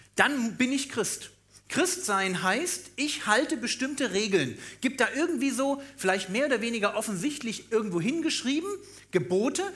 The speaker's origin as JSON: {"language": "German", "region": "Berlin", "country": "Germany", "said": "ich bin auch Berliner"}